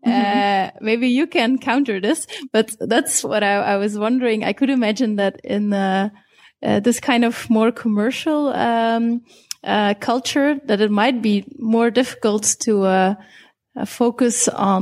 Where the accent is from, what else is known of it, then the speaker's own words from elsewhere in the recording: Belgium; Like we are from Europe, from Belgium, actually.